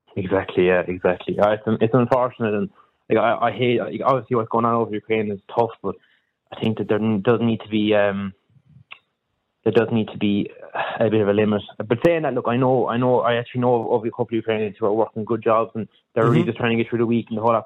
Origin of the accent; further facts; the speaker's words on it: Kerry, Munster, Ireland; also born or lived in Limerick; I'm from Kerry and I'm a student above in, in UL